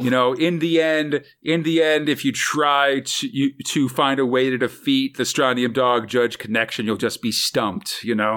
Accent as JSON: {"language": "English", "region": "California", "country": "United States", "said": "as a Californian myself"}